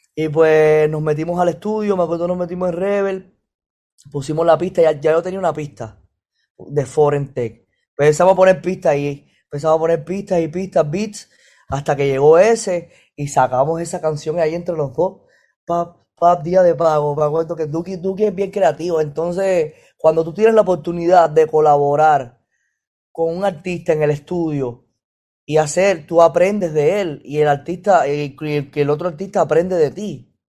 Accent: Ciego de Ávila, Cuba; moved away; Yo nací en Ciego de Ávila, o sea, un lugar más para atrás

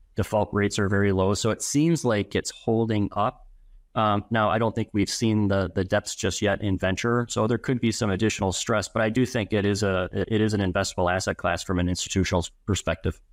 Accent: Madison, Wisconsin, United States; born and raised in Madison

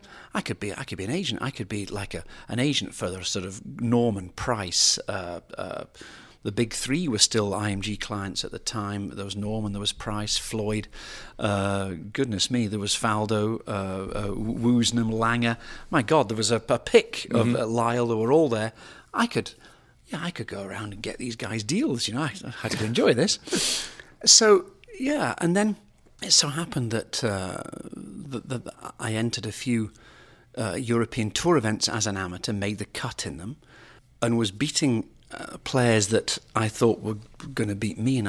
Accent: United Kingdom; now in United States; we knew each other, being foreigners as such, him being Australian, me being British.

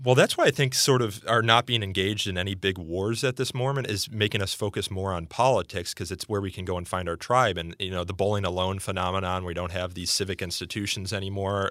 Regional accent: suburban Chicago, Illinois, United States; my community in suburban Chicago

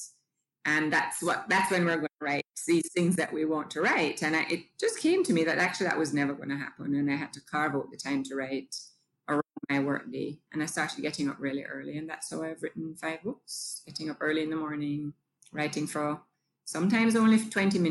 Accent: Jamaica; I'm Jamaican. I was born here, spent all of my life here except for 2 years away at school.

